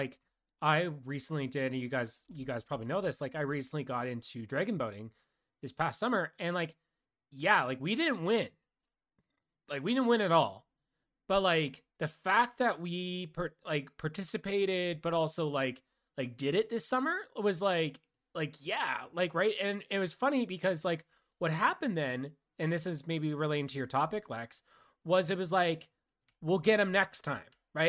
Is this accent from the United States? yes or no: no; Canada; That's all I'll respond with is, I'm Canadian.